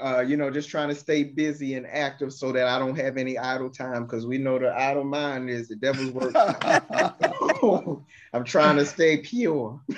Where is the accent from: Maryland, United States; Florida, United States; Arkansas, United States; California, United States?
Maryland, United States; Baltimore; my hometown of Baltimore